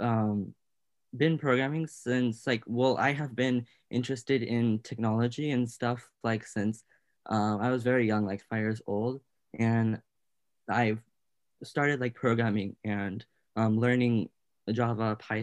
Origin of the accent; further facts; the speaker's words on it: Portland, Oregon, United States; I am 16 years old, from Portland, Oregon, specifically Clackamas.